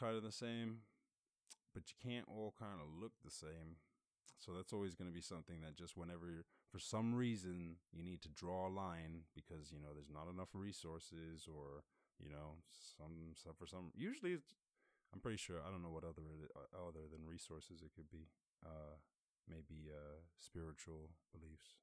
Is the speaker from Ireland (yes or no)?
yes; Ireland; moved away; I grew up in Ireland, and my family still live in Ireland